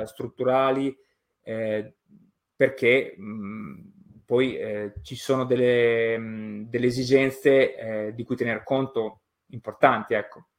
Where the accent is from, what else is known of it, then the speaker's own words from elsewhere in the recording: Emilia-Romagna, Italy; Io sono nato e cresciuto in Romagna